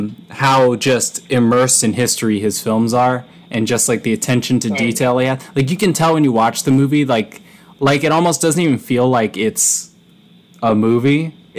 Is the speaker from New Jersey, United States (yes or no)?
no; Massachusetts, United States; I'm from Massachusetts.